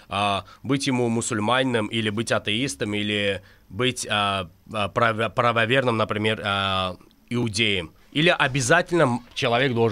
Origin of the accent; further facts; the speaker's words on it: Azerbaijan; я и как и каждый азербайджанец в Азербайджане, несмотря на религию, мы хотим мира, поверь мне.